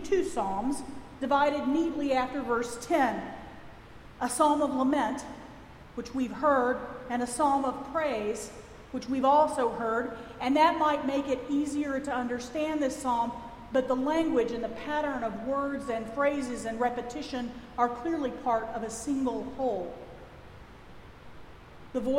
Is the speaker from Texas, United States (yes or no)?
yes; Texas, United States; accent: Texas; my Texas accent.